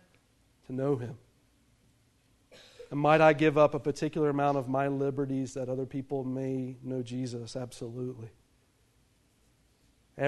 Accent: United States; Being an American citizen

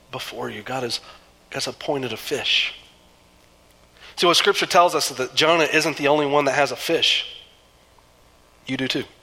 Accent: Southeastern United States, United States; I grew up in the South, or in the East, and the, some in the South. I kind of bounced around a little bit as a kid. And um, there is nothing like a southeastern thunderstorm.

